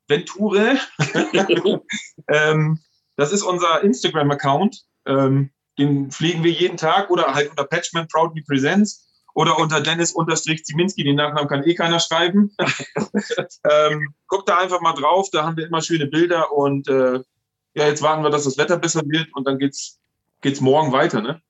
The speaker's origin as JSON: {"language": "German", "area": "Landkreis Stade", "region": "Lower Saxony", "country": "Germany", "said": "in Blankreich Stade, wo ich herkomme"}